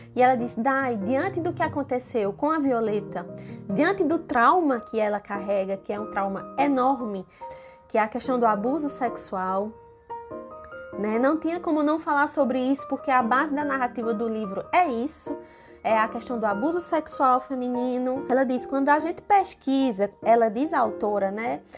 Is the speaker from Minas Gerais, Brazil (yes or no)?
no; Pernambuco, Brazil; accent: Pernambuco; Eu sei que eu também tenho sotaque. Sotaque de Pernambuco também é forte, bem arrastado